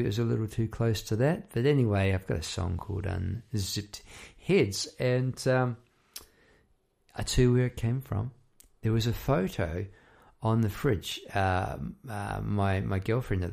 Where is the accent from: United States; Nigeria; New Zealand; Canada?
New Zealand; moved away as an adult; now in Melbourne, Australia; I talk like that because I'm an ex-Kiwi, ex-New Zealander. Come over here about 20 odd years ago